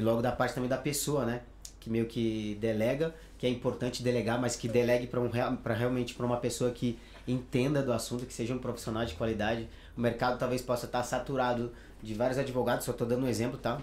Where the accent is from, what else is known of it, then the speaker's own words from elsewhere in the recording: Pará, Brazil; moved away as an adult; also born or lived in São Paulo; now in Spain; eu sou natural do Pará, então eu faço questão de falar que sou de lá